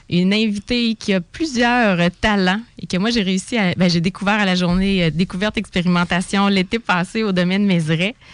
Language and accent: French; Sainte-Marie, Quebec, Canada; je suis native de Sainte-Marie-en-Beauce